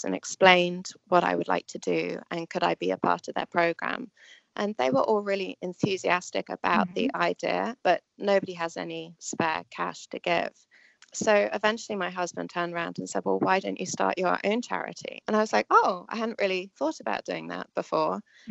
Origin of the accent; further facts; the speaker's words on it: England, United Kingdom; moved away as an adult; also born or lived in New York, United States; now in United States; I was born in England, and I moved to the States about 17, 18 years ago.